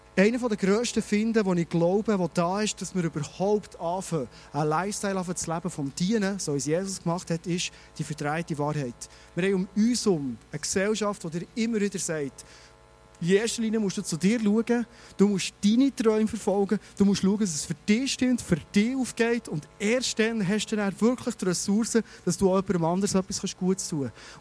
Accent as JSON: {"language": "German", "region": "Bernese Oberland", "country": "Switzerland", "said": "wir Berner Oberländer"}